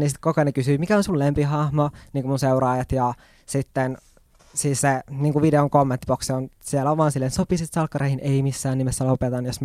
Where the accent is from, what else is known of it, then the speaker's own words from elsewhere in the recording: Oulu, North Ostrobothnia, Finland; now in Helsinki, Finland; sitten mä muutin Helsinkiin Oulusta. Hyvä Oulu. Hyvä Oulu